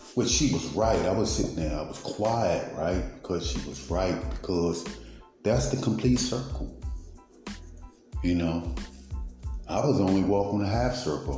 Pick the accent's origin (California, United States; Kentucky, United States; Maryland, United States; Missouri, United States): Maryland, United States; Baltimore; I was raised in East Baltimore